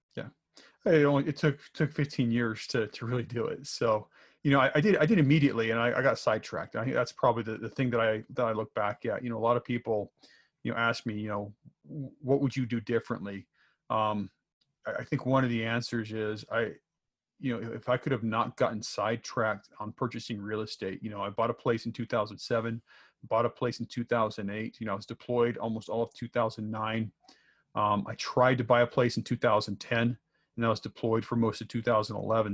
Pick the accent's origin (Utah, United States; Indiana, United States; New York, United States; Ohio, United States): Utah, United States; Salt Lake City; moved away as an adult; also born or lived in Minnesota; born and raised in Utah